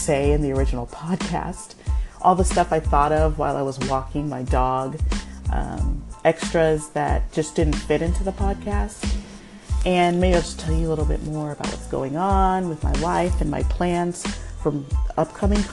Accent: United States; we have parents who are from another country, but we were raised in America

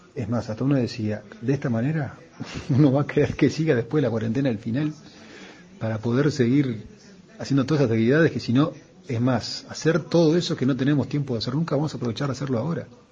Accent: Uruguay; somos uruguayos

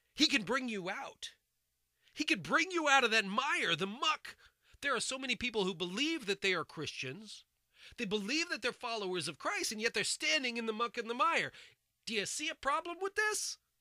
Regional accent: United States; I'm an American. I was born and raised here.

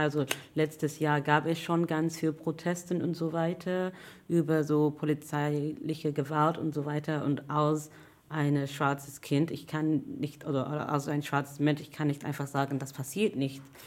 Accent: London, United Kingdom; German is a second language; now in Hamburg, Germany; ich komme eigentlich aus England, aus London

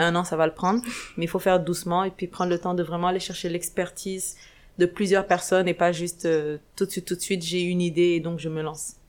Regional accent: Dakar, Senegal; moved away as an adult; also born or lived in Canada; je suis sénégalaise, née et grandie au Sénégal, à Dakar

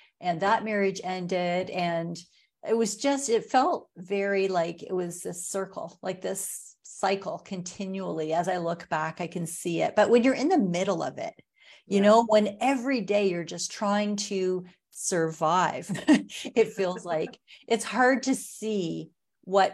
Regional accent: Watford, Ontario, Canada; now in Sarnia, Canada; I grew up in Ontario. I live in Sarnia now. I grew up outside of Watford, a little town in the country on a farm.

